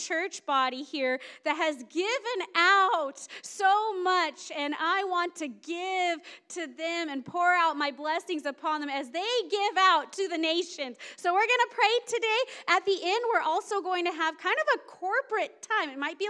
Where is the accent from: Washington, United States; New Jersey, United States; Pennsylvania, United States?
Washington, United States; Seattle; moved away; I came from the Seattle area.